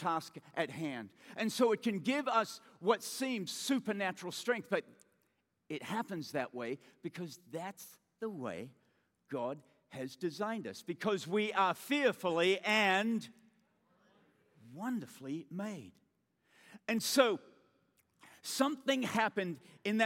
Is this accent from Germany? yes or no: no; Australia; accent: Australian; being an Australian, we say awe just like